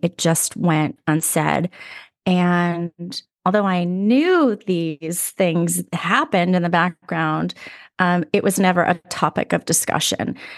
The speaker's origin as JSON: {"language": "English", "town": "Los Angeles", "region": "California", "country": "United States", "tie": "born or raised there"}